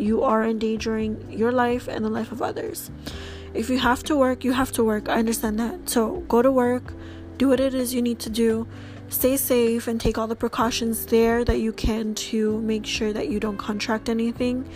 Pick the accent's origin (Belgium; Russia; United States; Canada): Canada; I'm Canadian